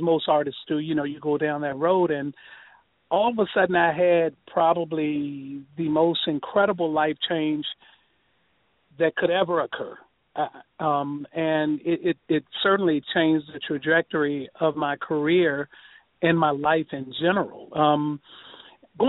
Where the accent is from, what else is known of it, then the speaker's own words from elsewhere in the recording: Richmond, Virginia, United States; moved away as an adult; now in New York area, United States; I'm from Richmond, Virginia